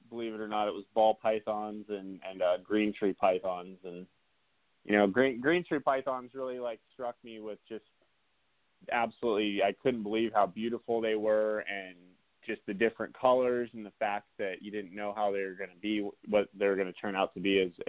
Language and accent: English; South Dakota, United States; I grew up in the Black Hills of South Dakota